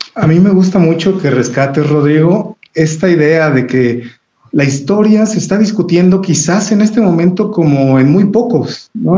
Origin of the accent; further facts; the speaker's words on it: Mexico; nos han enmarcado como los mexicanos